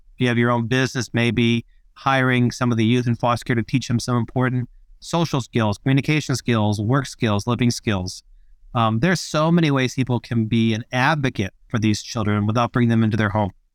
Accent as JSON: {"language": "English", "country": "Australia", "said": "I'm from Australia."}